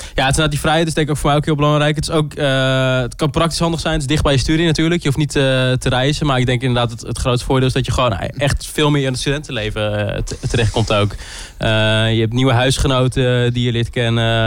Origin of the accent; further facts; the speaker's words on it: Groningen, Netherlands; ik kom zelf ook uit Groningen, dus het ouderlijk huis was altijd wel dichtbij